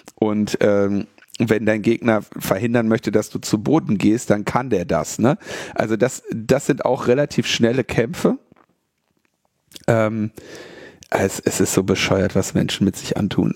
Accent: Berlin, Germany; wir als Berliner

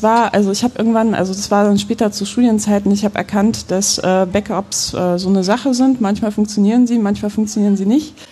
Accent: Poland; now in Germany; ich bin gebürtig aus Polen. Das heißt, ich bin mit so Horrorgeschichten über übergriffige Staaten auch groß geworden

